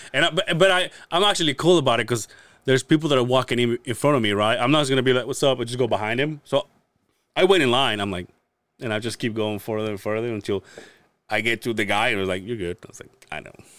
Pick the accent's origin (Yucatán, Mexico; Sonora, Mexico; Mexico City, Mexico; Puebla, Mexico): Yucatán, Mexico; Yucatan Peninsula; now in Utah, United States; I'm from the Yucatan Peninsula, where all the Mayan ruins are